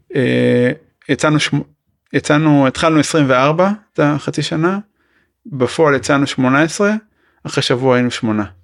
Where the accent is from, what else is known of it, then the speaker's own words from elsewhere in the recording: Israel; אני ישראלי